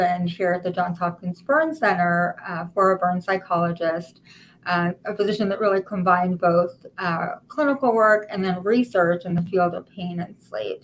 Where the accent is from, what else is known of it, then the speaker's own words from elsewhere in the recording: Israel; moved away as an adult; now in United States; I'm actually from Israel originally, and all of my training I did in Israel